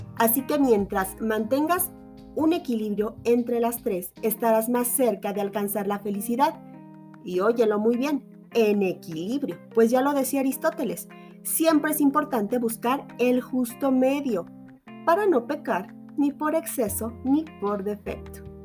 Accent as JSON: {"language": "Spanish", "country": "Mexico", "said": "acá en mi país"}